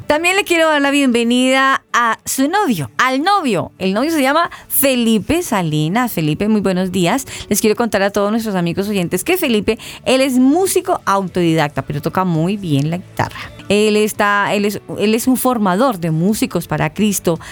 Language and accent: Spanish; Colombia; en nuestro término colombiano